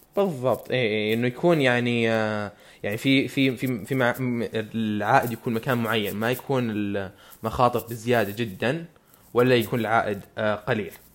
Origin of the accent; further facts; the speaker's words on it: Saudi Arabia; عندنا بالسعودية